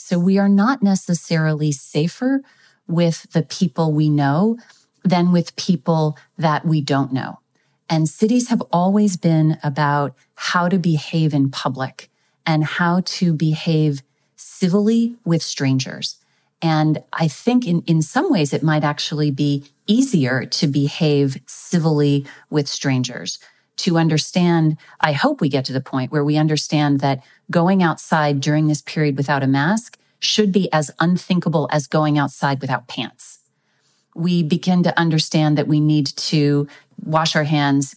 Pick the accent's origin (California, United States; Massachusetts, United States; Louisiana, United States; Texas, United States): Texas, United States; my home state of Texas